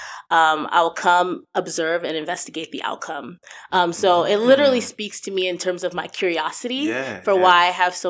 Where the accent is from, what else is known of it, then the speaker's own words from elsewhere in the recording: New Jersey, United States; moved away as an adult; now in Ohio, United States; I was raised in New Jersey, but I'm Nigerian